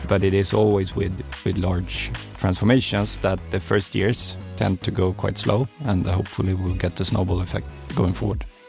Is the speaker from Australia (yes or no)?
no; Kalmar County, Sweden; moved away; our vacation home in uh, southern Sweden at Öland, uh, where I also come from.